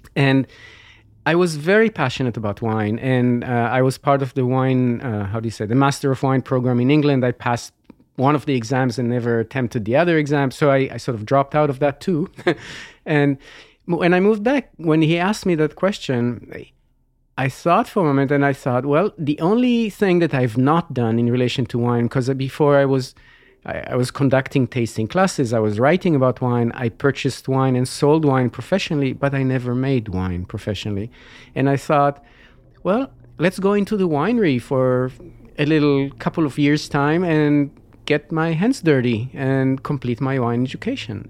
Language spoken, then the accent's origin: English; Israel; moved away as an adult; now in California, United States; I was born and grew up in Israel